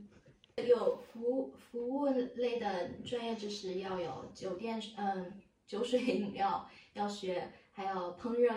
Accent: China; now in Germany; 数学有一点点，但对我们中国人来说，那不算数学。

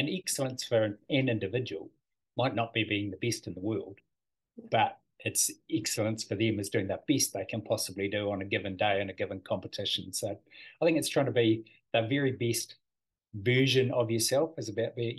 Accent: Dunedin, Otago, New Zealand; I was from Dunedin originally.

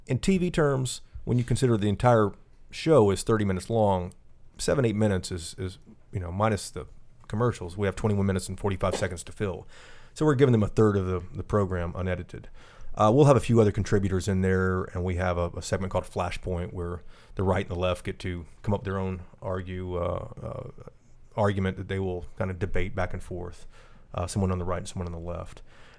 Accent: Tennessee, United States; he's from Texas. I'm from Tennessee.

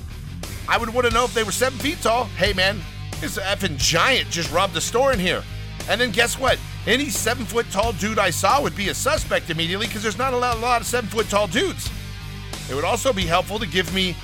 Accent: the South, United States; I am a guy from the South

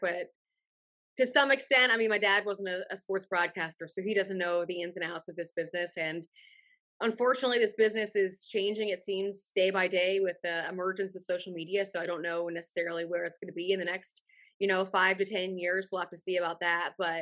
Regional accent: Cincinnati, Ohio, United States; now in Tampa, United States; I'm not originally from Tampa. I grew up in Cincinnati, Ohio.

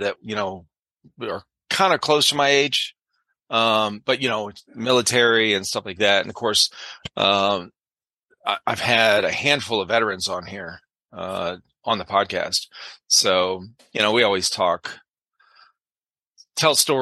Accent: Cleveland, Ohio, United States; growing up in the Cleveland area where I did

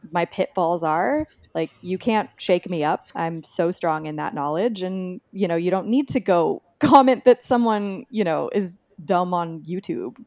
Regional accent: Texas, United States; I'm from Texas, and I grew up, um, you know, pretty close to Mexico

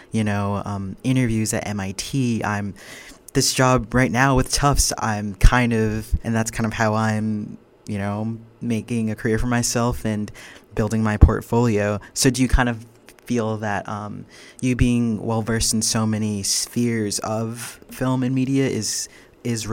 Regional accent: just outside of Boston, Massachusetts, United States; I grew up just outside of Boston.

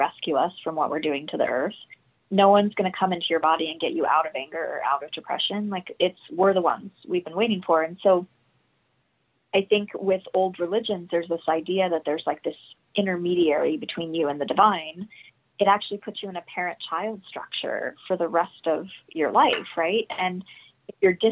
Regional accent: Utah, United States; I'm from Utah

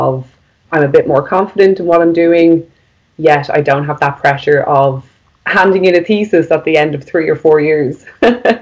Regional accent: Maynooth, Ireland; my hometown was where my undergraduate degree was

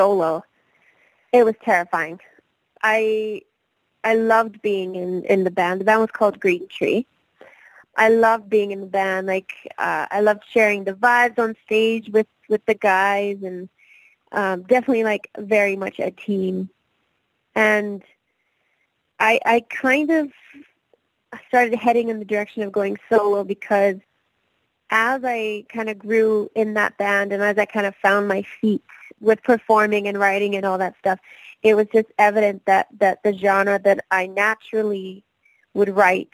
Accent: West Coast, British Columbia, Canada; now in Toronto, Canada; I'm actually from the West Coast

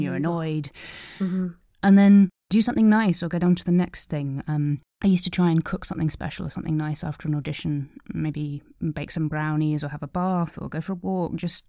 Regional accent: East of England, United Kingdom; born there; And had no idea. I was born in Suffolk

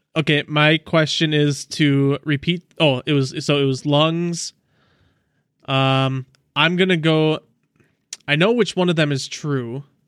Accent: Southeast Wisconsin, United States; my hometown of, oh, I don't wanna dox myself. Uh, it was in Southeast Wisconsin

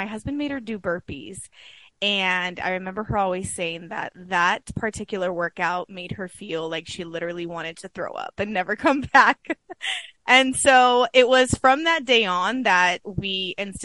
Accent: California, United States; moved away as an adult; now in Arizona, United States; we were born and raised in California

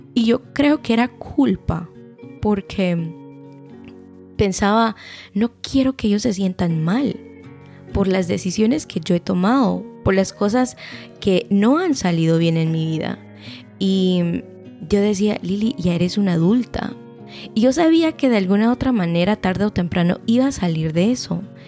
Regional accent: Guatemala; moved away; nosotros como guatemaltecos

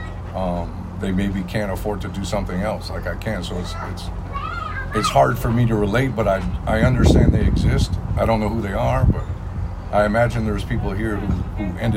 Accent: Adirondack Mountains, upstate New York, United States; now in Los Angeles, United States; I'm from the Adirondack Mountains of New York.

